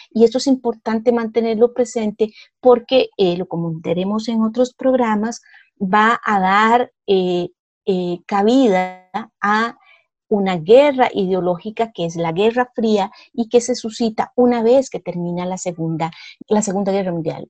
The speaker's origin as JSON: {"language": "Spanish", "country": "Costa Rica", "said": "yo me siento costarricense y no me siento, por decirle, brasileña"}